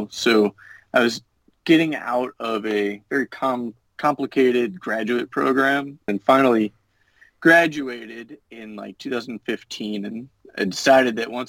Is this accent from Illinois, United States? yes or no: yes; Illinois, United States; also born or lived in Virginia / Utah / New Hampshire; I've lived in Virginia, Utah. I'm from Illinois. Lived in New Hampshire for a while.